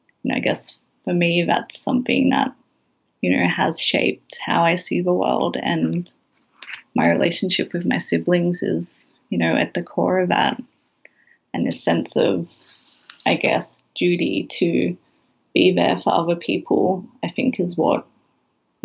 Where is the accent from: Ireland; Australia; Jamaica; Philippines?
Australia; Sydney, New South Wales; moved away as an adult; now in Brisbane, Australia; So I moved away from Western Sydney to Brisbane. I was 21. You know, it was a huge shift in terms of where I had grown up